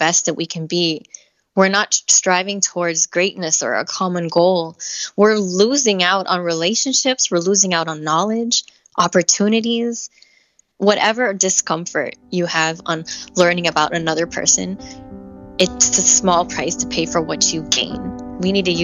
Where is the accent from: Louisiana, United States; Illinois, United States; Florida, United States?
Florida, United States; Miami; being from Miami, being multicultural